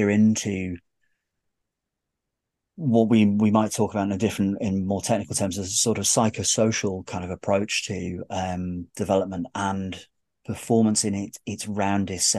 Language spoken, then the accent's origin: English; United Kingdom; I'm terribly British